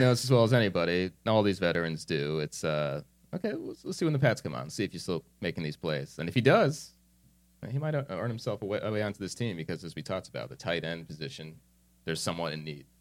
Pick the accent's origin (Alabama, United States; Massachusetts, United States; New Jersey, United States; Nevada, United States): New Jersey, United States; moved away as an adult; I'm this kid from New Jersey